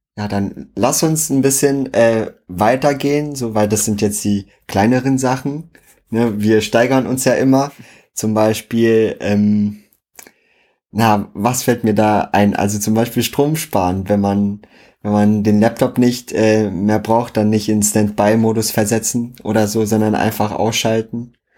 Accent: Schwedt, Brandenburg, Germany; moved away as an adult; now in Berlin, Germany; zu Hause bei uns in Schwedt

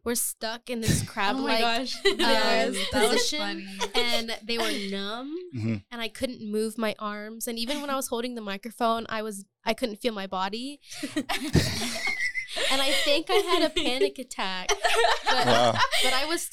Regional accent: Austin, Texas, United States; We're from Austin, Texas. We are fourth generation Mexican-American. We've always lived in South Austin our whole lives

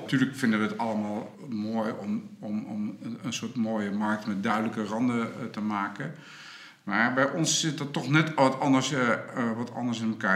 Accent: Groningen, Netherlands; wij als Groningers

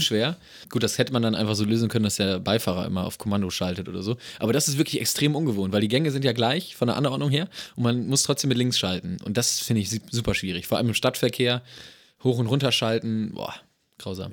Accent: Germany

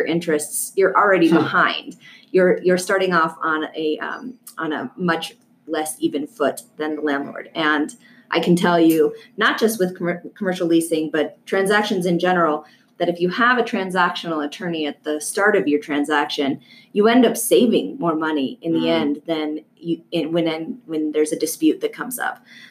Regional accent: Colorado, United States; also born or lived in California; I came back to my home state of Colorado.

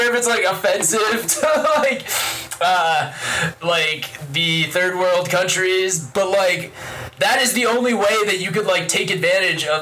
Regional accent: United States; growing up in the time that we grew up in America

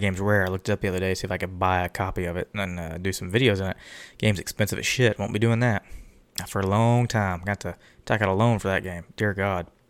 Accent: Texas, United States; We, we're from Texas.

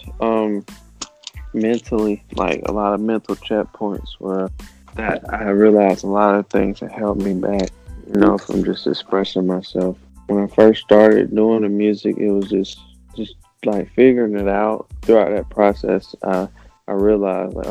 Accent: North Carolina, United States; also born or lived in West Coast; now in Georgia, United States; I was born in North Carolina

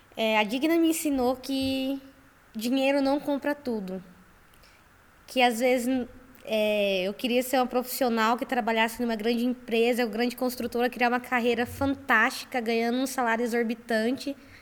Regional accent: Campo Grande, Mato Grosso do Sul, Brazil; Eu sou de Campo Grande, Mato Grosso do Sul

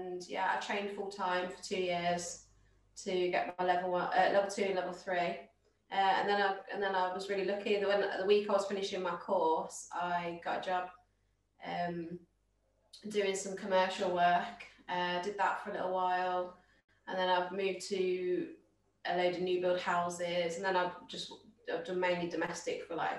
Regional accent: Midlands, United Kingdom; we're all from the Midlands

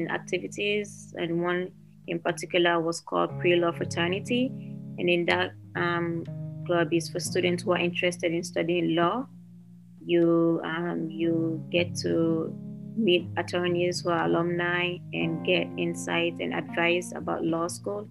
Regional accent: Lagos, Nigeria; also born or lived in Sierra Leone / Ogun State, Nigeria / Pennsylvania, United States; now in United States; I moved from Sierra Leone to Nigeria when I was about 3 or 4 years old. I grew up in Nigeria. I lived in the city of Lagos

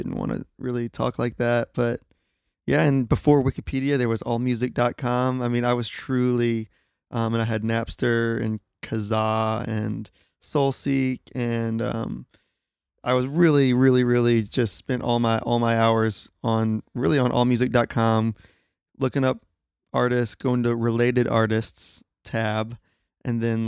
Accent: Jackson, Mississippi, United States; moved away as an adult; also born or lived in Oxford, Mississippi; now in Los Angeles, United States; I'm originally from Jackson, Mississippi. Lived in Oxford, Mississippi for a long time. So yeah, I'm a Southerner.

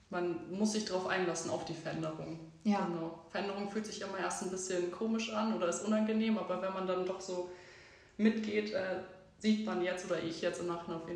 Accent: Munich, Bavaria, Germany; moved away as an adult; ich bin 25 Jahre alt und ähm, ich bin vor dreieinhalb Jahren hier in die Gegend gezogen. Ich komme ursprünglich aus München

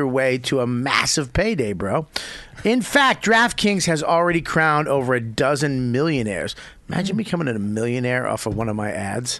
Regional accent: Denver, Colorado, United States; I'm from Denver.

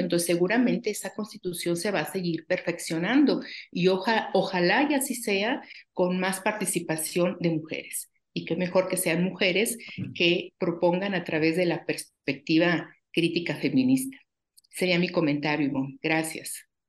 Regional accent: Torreón, Coahuila, Mexico; now in Mexico City, Mexico; Yo soy originaria de Torreón, Coahuila

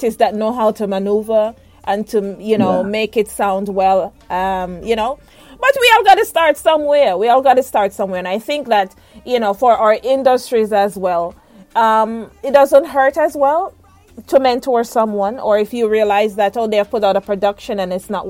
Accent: Jamaica; I'm a Jamaican

